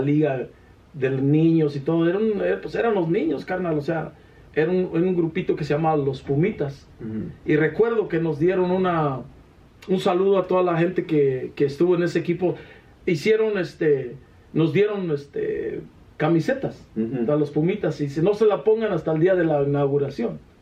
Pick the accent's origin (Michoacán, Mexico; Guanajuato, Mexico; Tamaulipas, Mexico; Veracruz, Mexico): Guanajuato, Mexico; Iramuco; Representamos a Cámbaro, Guanajuato, porque, o sea, ganamos en todo lo de Iramuco